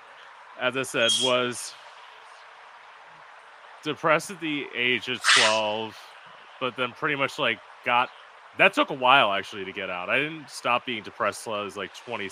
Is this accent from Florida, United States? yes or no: yes; South Florida, United States; also born or lived in Orlando; So I'm from Florida. I was born and raised in South Florida